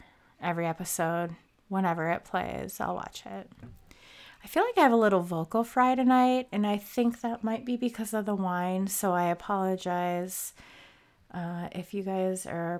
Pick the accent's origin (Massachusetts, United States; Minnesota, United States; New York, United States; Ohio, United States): Minnesota, United States; movie Fargo takes place, which is not Fargo, but in Minnesota. I don't know if you could tell from my accent. Apparently, sometimes I have one, sometimes I don't.